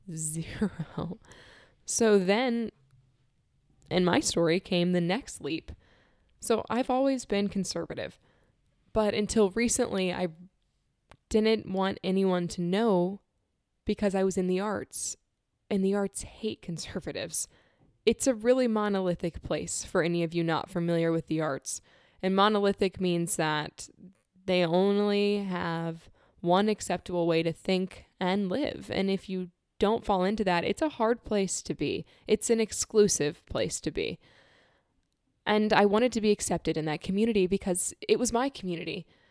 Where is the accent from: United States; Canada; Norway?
United States; Florida; I'm leaving my home state where I was born. I'm leaving most of my family, who's here in Florida